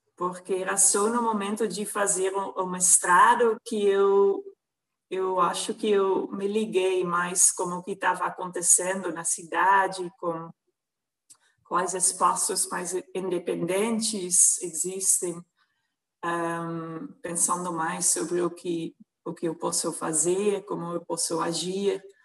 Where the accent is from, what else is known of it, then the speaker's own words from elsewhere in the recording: Netherlands; Portuguese is a second language; moved away as an adult; now in Brazil; Eu nasci numa cidade pequena na Holanda